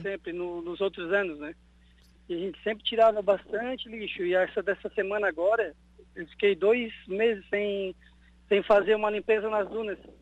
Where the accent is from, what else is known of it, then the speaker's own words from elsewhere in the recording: Araranguá, Santa Catarina, Brazil; Eu eu nasci aqui no Morro dos Conventos